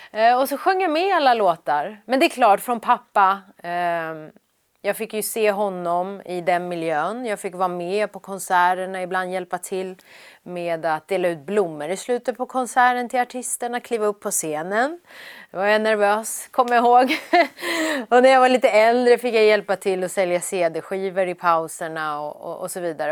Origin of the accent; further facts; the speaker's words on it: Sweden; also born or lived in Iran; jag var ju så, så pass liten när vi kom till Sverige, så Sverige är ju mitt hemland